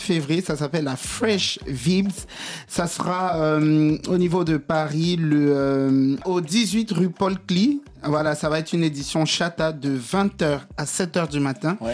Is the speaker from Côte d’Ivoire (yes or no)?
yes; Côte d’Ivoire; On vient en Côte d'Ivoire, mon pays, le mhm. pays que j'aime tant